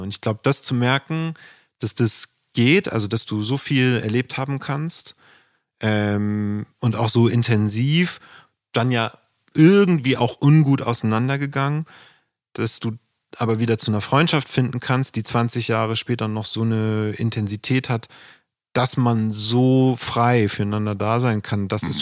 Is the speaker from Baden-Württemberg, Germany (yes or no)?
no; Flensburg, Schleswig-Holstein, Germany; Musik hatte in Flensburg nicht den Wert, jedenfalls in der Gegend, wo ich aufgewachsen bin